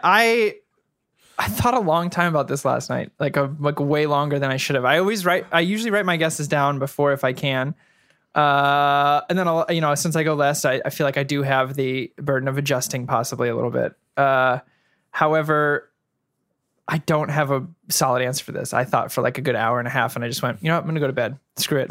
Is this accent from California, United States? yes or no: yes; Bay Area, California, United States; moved away; also born or lived in New York; I'm from the Bay Area.